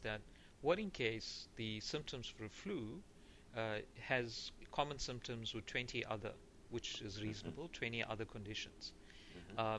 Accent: South Africa; I'm from South Africa

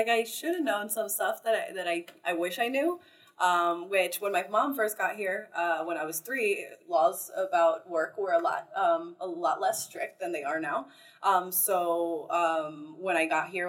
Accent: Florida, United States; now in Costa Rica; I'm from Florida

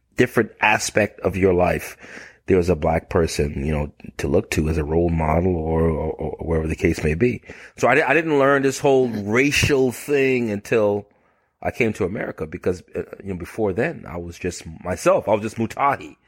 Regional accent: Bahamas; now in United States; I'm from the Bahamas. I'm, I'm from the Bahamas originally.

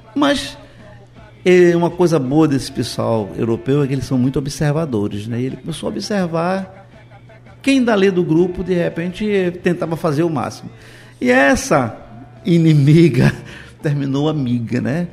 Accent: Moreno, Pernambuco, Brazil; eu sou natural de Moreno

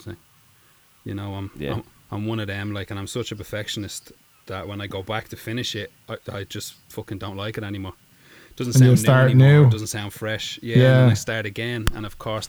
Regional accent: Ireland; we're Irish, you know. We're Irish people.

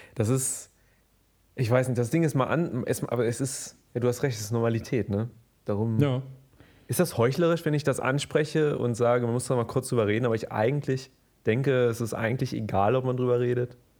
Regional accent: Germany; ich bin Deutscher

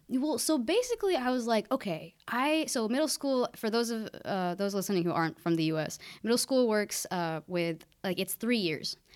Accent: Keizer, Oregon, United States; I grew up in Kaiser, just an hour north of, of Corvallis

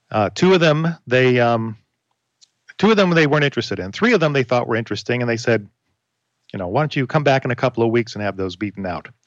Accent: Florida, United States; Where are you from? From Florida. Oh my gosh, my relatives live in Florida.

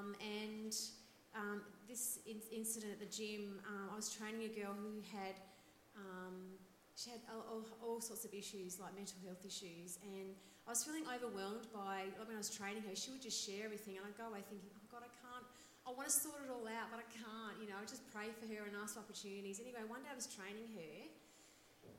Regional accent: Melbourne, Victoria, Australia; we're from Melbourne

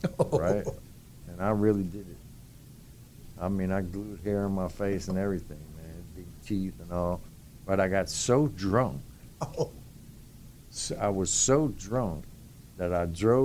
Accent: New Orleans, Louisiana, United States; moved away as an adult; now in Dallas, United States; I was from New Orleans

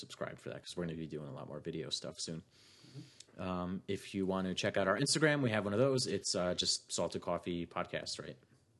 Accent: New Jersey, United States; Because we're from New Jersey.

